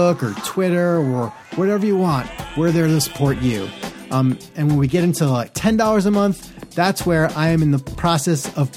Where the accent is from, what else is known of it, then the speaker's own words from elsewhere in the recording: Great Neck, New York, United States; I'm Great Neck